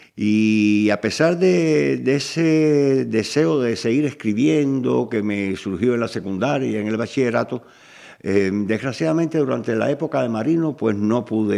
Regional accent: Cuba; moved away as an adult; also born or lived in Galicia, Spain; now in Spain; yo me definiría como cubano de nacimiento y galego de adopción

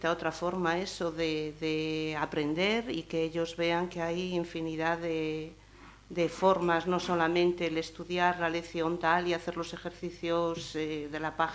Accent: Italy; Spanish is a second language; soy de Italia.

